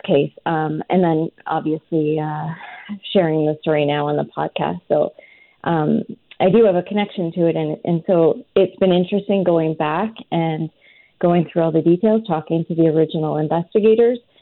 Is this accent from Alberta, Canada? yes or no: yes; rural Alberta, Canada; I'm from a really small farming community in rural Alberta